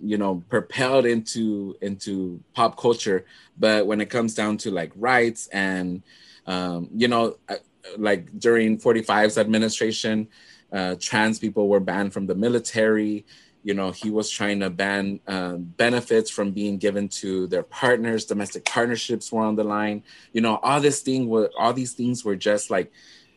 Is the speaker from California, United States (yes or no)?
no; Dallas, Texas, United States; accent: Chicano; also born or lived in Puerto Rico; I grew up in Oak Cliff